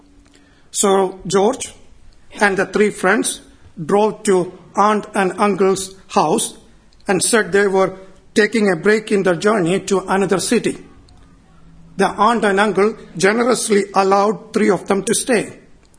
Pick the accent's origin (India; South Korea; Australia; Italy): India; Kerala; moved away; my hometown back in India, Kerala